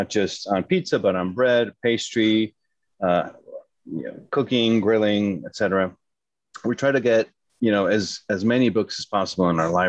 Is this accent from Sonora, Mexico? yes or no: no; Mexico City, Mexico; moved away as an adult; also born or lived in New York City, United States / California, United States / Hyde Park, New York, United States / France; I'm from Mexico City, so I studied for a few years in Mexico City.